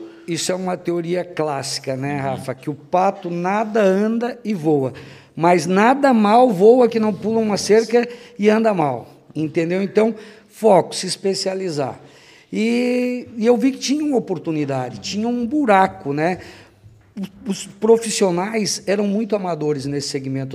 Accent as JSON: {"language": "Portuguese", "town": "Anita Garibaldi", "region": "Santa Catarina", "country": "Brazil", "tie": "born or raised there", "moved": "yes", "lives_now": "Blumenau, Brazil", "said": "Eu sou natural de Anitta Garibaldi, Anitta Garibaldi. uma cidade no Planalto Serrano, 100 quilômetros próximo a Lages"}